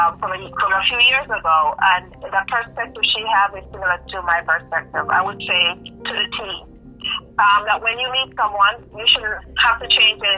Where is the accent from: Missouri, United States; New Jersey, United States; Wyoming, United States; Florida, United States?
Florida, United States; I was born and raised in Florida.